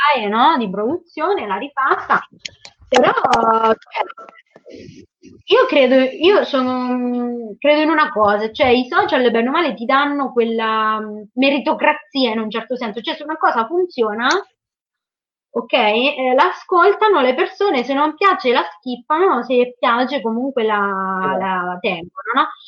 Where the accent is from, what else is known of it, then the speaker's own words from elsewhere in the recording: Porto Sant'Elpidio, Marche, Italy; Io sono di Porto Sant'Elpidio, che è una piccola città nel Fermano, quindi nelle Marche, sulla costa.